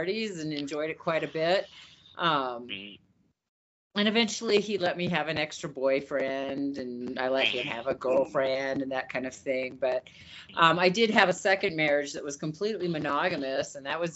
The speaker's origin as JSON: {"language": "English", "region": "Utah", "country": "United States", "tie": "born or raised there", "said": "I grew up in Utah"}